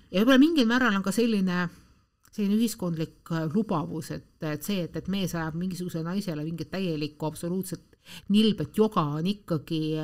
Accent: Tallinn, Harju County, Estonia; ma olen pärit Tallinnas ja elan Tallinnas

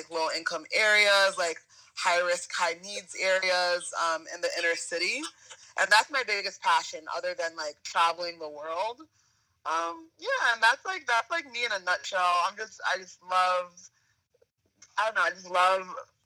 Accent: Providence, Rhode Island, United States; moved away as an adult; also born or lived in Jeju Island, South Korea; now in Boston, United States; I'm from Providence, Rhode Island

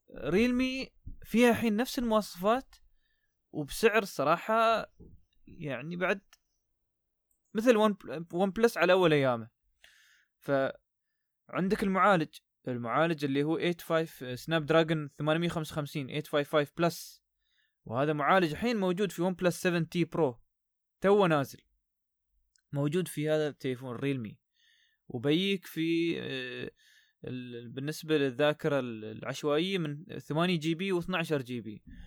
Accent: United Arab Emirates; عندنا في الإمارات

